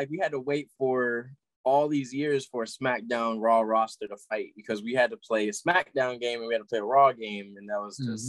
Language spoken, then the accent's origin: English; Springfield, Massachusetts, United States; moved away; I grew up in Springfield, Massachusetts for part of my life, man. I was born there.